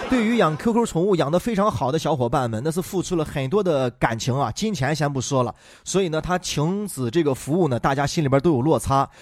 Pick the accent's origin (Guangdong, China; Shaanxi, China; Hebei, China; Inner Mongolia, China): Shaanxi, China; Xi'an; 自从咱们西安成了抖音的网红城市之后啊